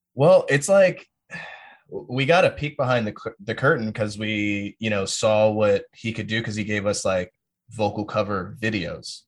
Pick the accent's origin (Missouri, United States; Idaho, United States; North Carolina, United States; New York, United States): North Carolina, United States; Fort Bragg; also born or lived in Greensboro; now in Austin, United States; I'm from Fort Bragg and, you know, went to high school, like, twenty minutes north of Fayetteville